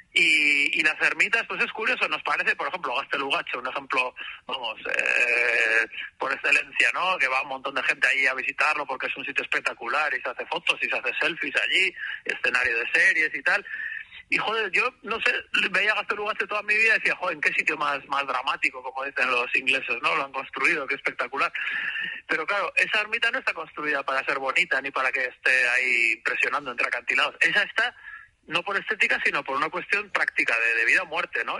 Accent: Bilbao, Basque Country, Spain; vivimos bueno, vivimos, somos de Bilbao

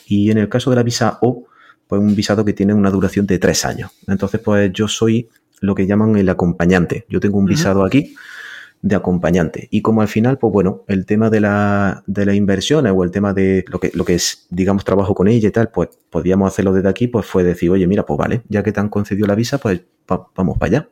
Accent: Granada, Andalusia, Spain; now in Florida, United States; Yo soy de Granada

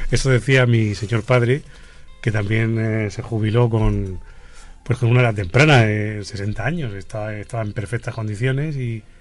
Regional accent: Murcia, Region of Murcia, Spain; Sí, soy de Murcia. Criado y engordado aquí.

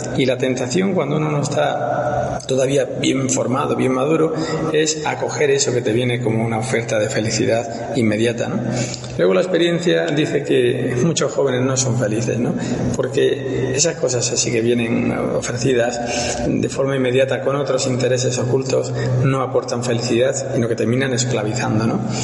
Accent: a small village in Granada, Andalusia, Spain; moved away as an adult; also born or lived in Zaragoza / Madrid; now in Rome, Italy; yo nací en un pueblecito de Granada, eh, de 1.400 habitantes, está en el sur de, España

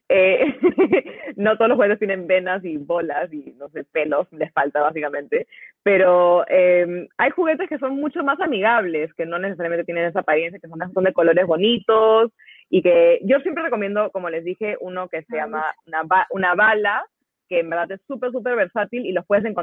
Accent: United States; Y no, soy gringa

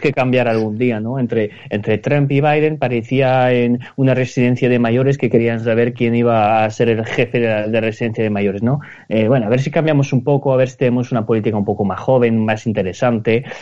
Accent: Spain; somos españoles

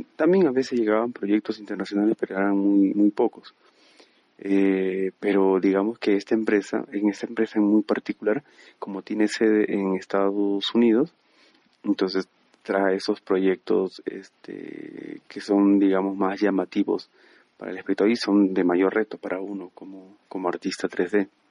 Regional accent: Peru; moved away as an adult; also born or lived in Medellín, Colombia / Lima, Peru; now in Bogotá, Colombia; soy peruano y tengo 35 años

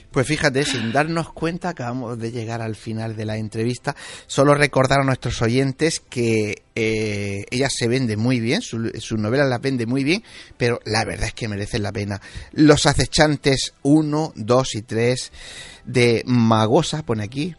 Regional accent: Region of Murcia, Spain; yo soy murciano

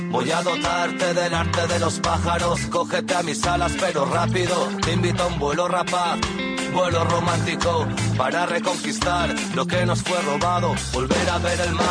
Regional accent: Vinaròs, Valencian Community, Spain; born there; són de la meva terra, bueno, jo vaig néixer a Vinaròs, són valencians

